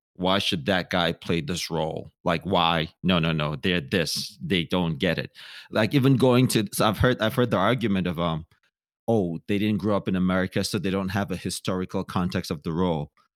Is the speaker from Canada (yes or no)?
no; Cameroon; also born or lived in Nigeria / Minnesota; now in Los Angeles, United States; I was born in Nigeria. My mom is Nigerian. My dad is Cameroonian. Moved to Cameroon